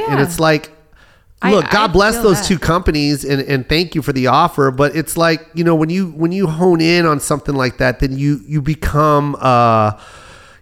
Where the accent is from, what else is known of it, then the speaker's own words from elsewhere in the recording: Las Vegas, Nevada, United States; I'm from Vegas